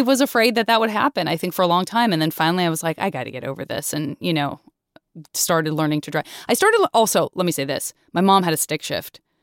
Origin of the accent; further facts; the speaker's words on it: Tucson, Arizona, United States; I was growing up in Tucson, which is also a very car culture town